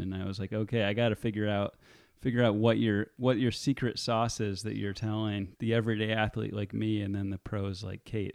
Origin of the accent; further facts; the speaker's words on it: Marin, California, United States; my hometown in Marin